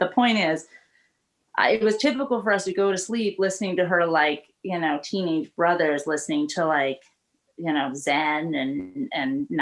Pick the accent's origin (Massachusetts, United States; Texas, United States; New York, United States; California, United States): California, United States; Northern; I grew up in Northern California